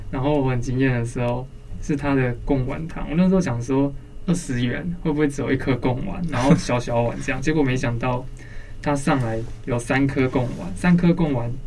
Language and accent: Chinese; Banqiao, New Taipei, Taiwan; 小时候住在板桥的时候